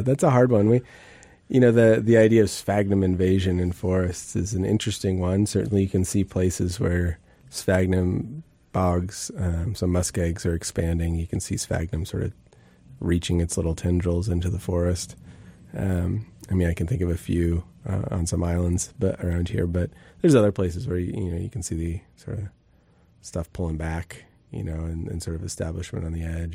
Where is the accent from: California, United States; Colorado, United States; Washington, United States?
Washington, United States; Bellingham; I grew up in the Northwest and, and, um, Bellingham and grew up sort of wandering in the woods